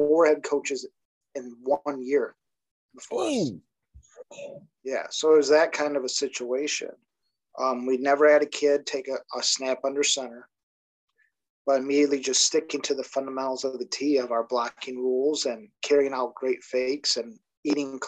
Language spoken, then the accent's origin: English; Monroe, Michigan, United States; also born or lived in Ohio; I'm a graduate of St. Mary Catholic Central High School in Monroe, Michigan. And that's actually where I coach now